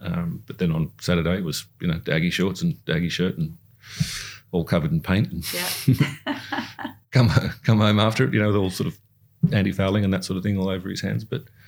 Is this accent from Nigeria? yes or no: no; Singapore; it's the part of the growing up in Singapore, learn the Chinese culture